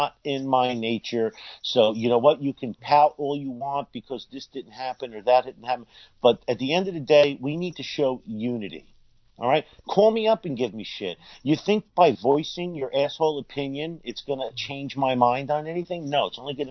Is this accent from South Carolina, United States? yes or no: no; New Jersey, United States; I'm from New Jersey